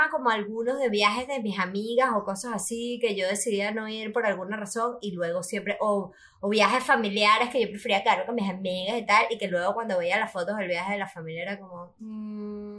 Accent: Cumaná, Sucre, Venezuela; no yo soy de Cumaná.

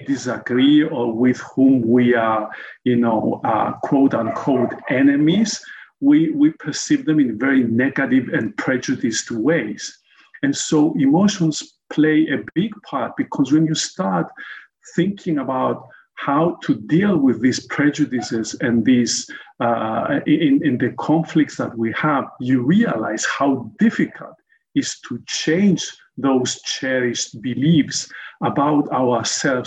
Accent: Cyprus; also born or lived in United States / South Africa; growing up in Cyprus

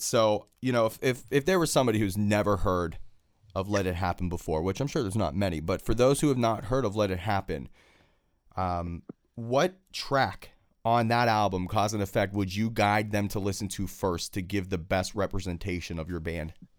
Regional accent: Pittsburgh, Pennsylvania, United States; Born and raised in Pittsburgh, I am

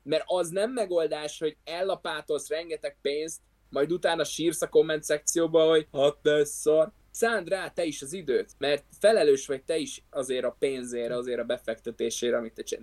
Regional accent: Hungary

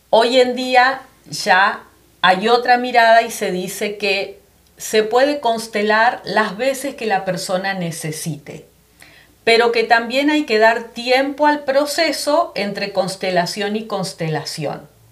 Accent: Argentina; moved away as an adult; also born or lived in Florida; now in United States; yo soy argentina, ya va a ser nueve años que emigré aquí

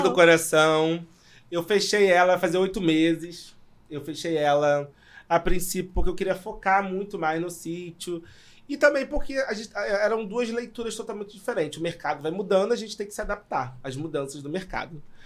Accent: São João de Meriti, Rio de Janeiro, Brazil; eu sou de São João, para quem não conhece, Baixada Fluminense

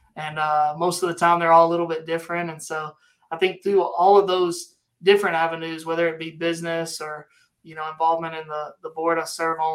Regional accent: Hurley, Mississippi, United States; moved away as an adult; also born or lived in Waxahachie, Texas; now in Midlothian, United States; I'm from Mississippi, down on the coast, down near the Biloxi area, a little town called Hurley. That's where I was born and raised

